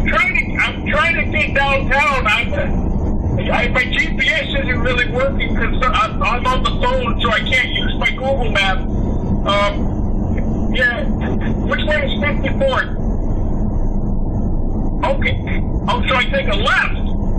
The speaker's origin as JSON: {"language": "English", "town": "Chicago", "region": "Illinois", "country": "United States", "said": "I come from Chicago."}